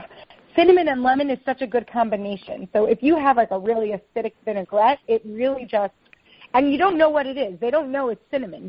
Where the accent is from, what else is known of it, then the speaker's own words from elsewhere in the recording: Long Island, New York, United States; moved away as an adult; now in Israel; Yeah, I was born in New York. I grew up in Long Island.